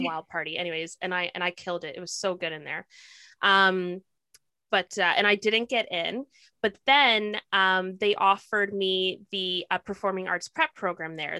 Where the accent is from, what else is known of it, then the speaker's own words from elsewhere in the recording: Toronto, Ontario, Canada; also born or lived in Kingston, Ontario; I've been living in Toronto since I was eight years old